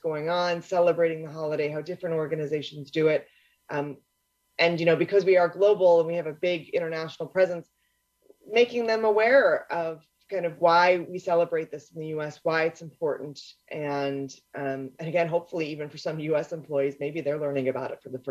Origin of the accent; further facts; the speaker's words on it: Chicago, Illinois, United States; I grew up in Chicago, Southside.